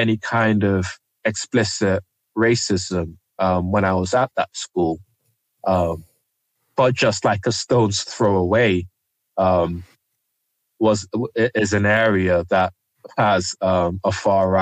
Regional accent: London, United Kingdom; also born or lived in Nigeria / Eltham, London; I grew up in the Plumstead area, but I also grew up for some time in Eltham as well.

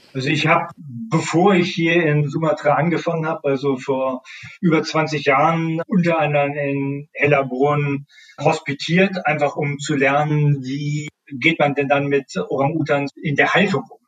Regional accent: Northern Germany, Germany; ich komme aus Norddeutschland

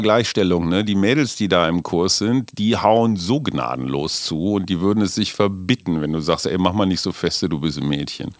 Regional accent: West Germany, Germany; ich bin auch äh, Wessi durch durch und durch

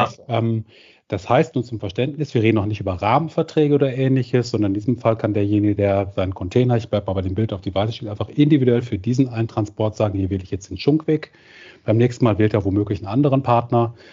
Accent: Cologne, North Rhine-Westphalia, Germany; als Kölner

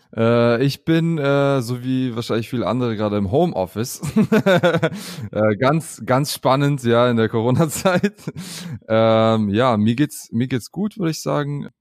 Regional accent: Southern Germany, Germany; Ich bin aber in, äh, im Süden geboren, äh, in Süddeutschland.

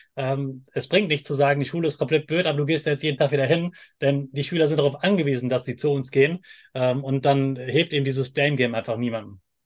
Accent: Germany; ich komme aus Deutschland

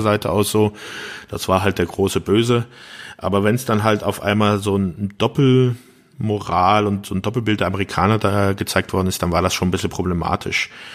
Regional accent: Germany; hier in, bei uns in Deutschland

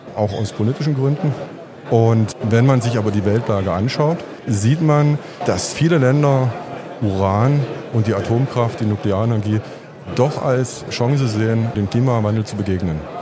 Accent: Bautzen, Saxony, Germany; ich komme aus Bautzen und bin Zahnarzt mit Interesse für die Börse

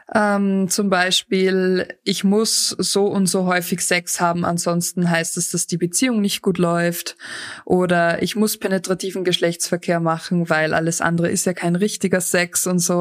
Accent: Austria; bei uns in Österreich

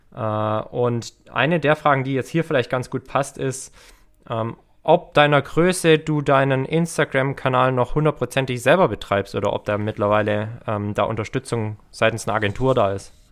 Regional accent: Herrenberg, Baden-Württemberg, Germany; in Herrenberg, also in meiner Heimatstadt

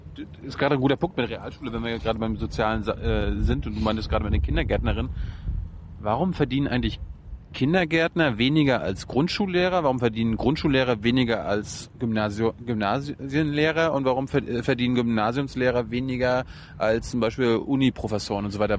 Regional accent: East Germany, Germany; ich komme ja aus der DDR

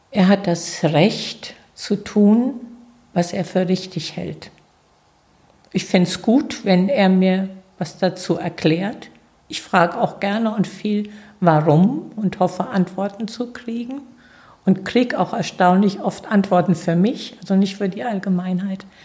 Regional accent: Sechshelden, Hesse, Germany; Ja, ich komme aus Sechshelden. Also

